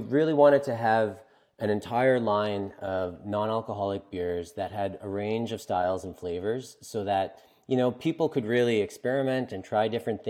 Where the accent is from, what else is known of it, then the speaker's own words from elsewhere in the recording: East Coast, Canada; I'm from the East Coast of Canada, you know, and it's particularly ingrained here